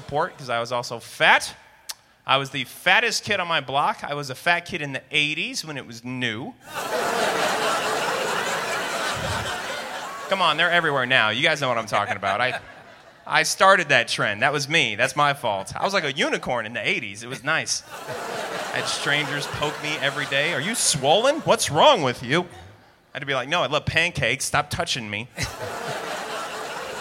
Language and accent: English; Denver, Colorado, United States; I think it's great being from Denver. I love being from Denver